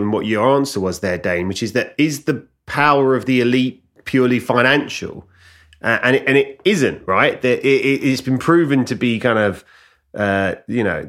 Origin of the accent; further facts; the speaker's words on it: Ilford, London, United Kingdom; I'm from Ilford in East London